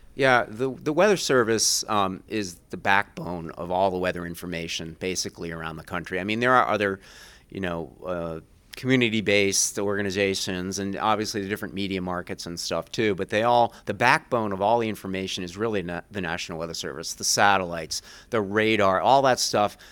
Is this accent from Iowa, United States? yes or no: no; Rhode Island, United States; moved away as an adult; also born or lived in Vermont; now in Burlington, United States; I grew up in Rhode Island